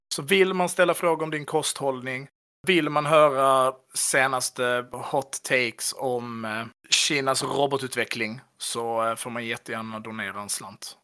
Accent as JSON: {"language": "Swedish", "region": "Skåne", "country": "Sweden", "said": "jag skulle säga som skåning"}